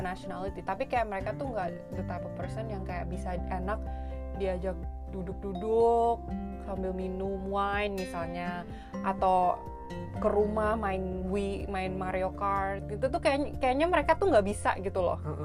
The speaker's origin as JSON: {"language": "Indonesian", "country": "Indonesia", "moved": "yes", "lives_now": "Canada", "said": "kita orang Indo"}